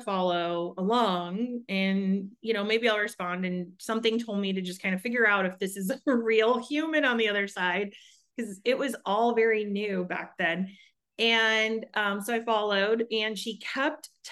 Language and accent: English; Chicago, Illinois, United States; moved away as an adult; now in Arizona, United States; I am over in Arizona, first and foremost. I have twin boys, and I'm married, and we are originally from Chicago. We moved here about almost 8 years ago